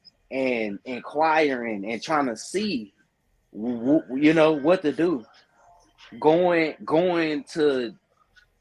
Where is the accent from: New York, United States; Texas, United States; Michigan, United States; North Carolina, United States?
Texas, United States; Dallas; I'm a Texan. You know what I mean? I'm a Dallas Texan